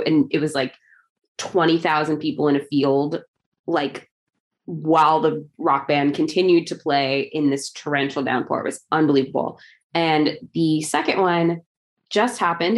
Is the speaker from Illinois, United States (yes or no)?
yes; Chicago, Illinois, United States; I am from Chicago.